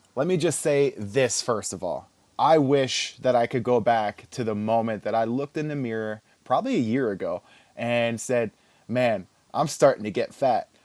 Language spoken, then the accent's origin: English; Philadelphia, Pennsylvania, United States; also born or lived in New Jersey / Texas; growing up in Philly